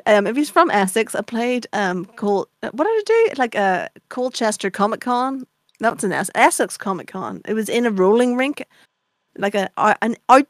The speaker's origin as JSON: {"language": "English", "country": "Ireland", "said": "I'm Irish"}